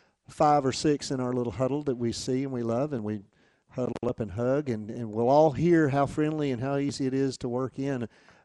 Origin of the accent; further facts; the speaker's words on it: Atmore, Alabama, United States; I grew up